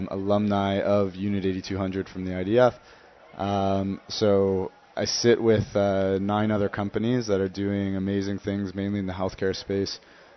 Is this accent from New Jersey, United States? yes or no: yes; Princeton, New Jersey, United States; now in Tel Aviv, Illinois, United States; Princeton, New Jersey.